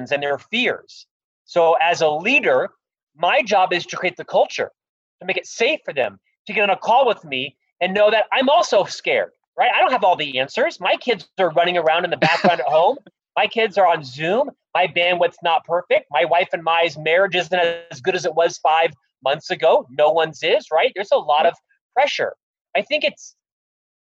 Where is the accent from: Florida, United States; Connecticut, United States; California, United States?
Florida, United States; Orlando; now in Salt Lake City, United States; I'm actually from Orlando, Florida, originally. I live here now in Salt Lake City